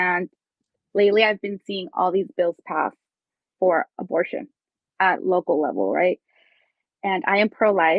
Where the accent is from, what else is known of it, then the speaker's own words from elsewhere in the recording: Mexico; moved away as an adult; also born or lived in Hacienda Heights, California; now in California, United States; I can relate to the Hispanic community because I was born in Mexico